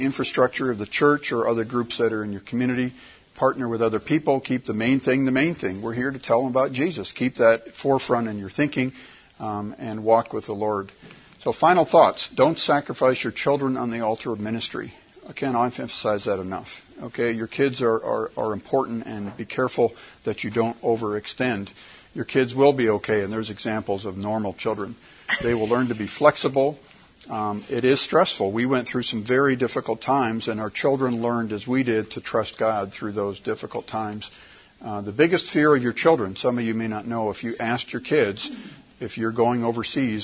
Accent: United States; as an American

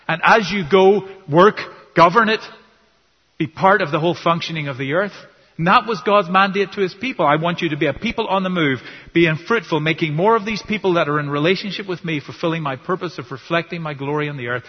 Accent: Ireland; You know, I grew up in Ireland and we were pretty good at that in Ireland.

